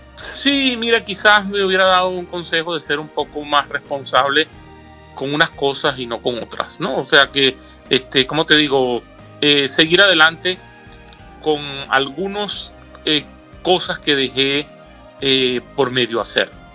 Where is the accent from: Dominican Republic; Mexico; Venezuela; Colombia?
Venezuela; Caracas, Capital District; nací en Caracas, Venezuela.